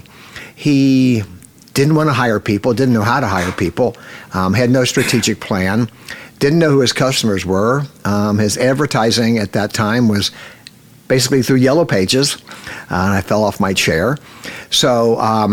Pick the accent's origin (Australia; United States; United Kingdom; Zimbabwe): United States; Cincinnati, Ohio; I grew up in Cincinnati, Ohio